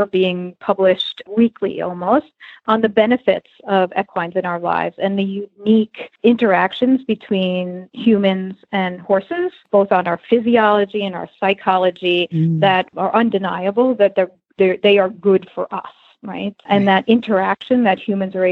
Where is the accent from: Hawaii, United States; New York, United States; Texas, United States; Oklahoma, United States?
New York, United States; I grew up in New York and rode hunter jumpers as a kid